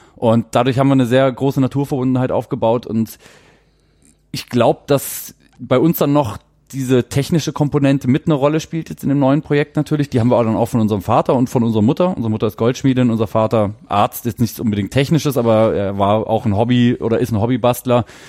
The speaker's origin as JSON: {"language": "German", "country": "Germany", "said": "als Deutscher"}